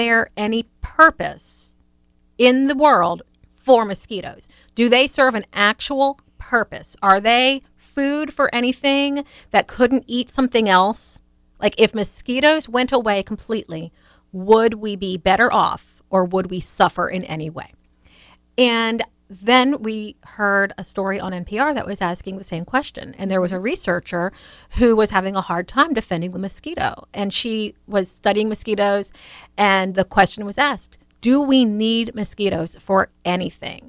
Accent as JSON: {"language": "English", "region": "Louisiana", "country": "United States", "tie": "born or raised there", "moved": "yes", "lives_now": "Florida, United States", "said": "growing up in Louisiana, we always had the mosquito truck"}